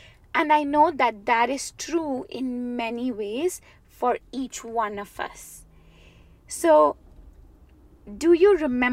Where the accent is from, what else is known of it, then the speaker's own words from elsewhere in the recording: India; born and raised in India